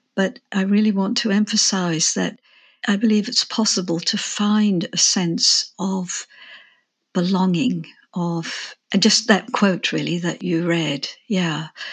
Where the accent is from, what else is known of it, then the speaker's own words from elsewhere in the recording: England, United Kingdom; moved away; also born or lived in Australia; I'm English, but I had lived in Australia for twenty-five years